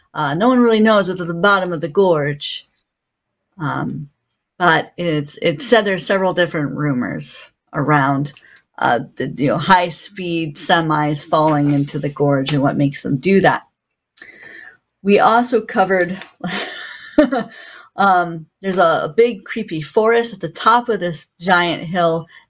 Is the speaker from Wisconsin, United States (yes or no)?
no; Ithaca, New York, United States; I'm from Ithaca, so that was a double fun for everyone involved as they made fun of my hometown.